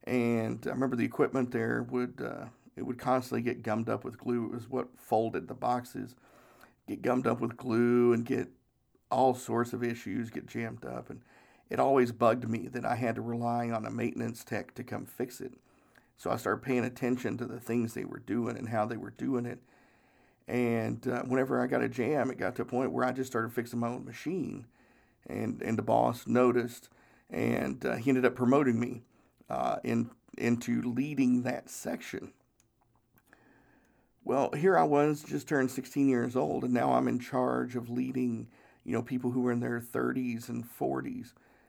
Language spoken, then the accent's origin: English; Tennessee, United States; We didn't have a lot of money. We grew up in Northeast Tennessee and just didn't have a whole lot of money.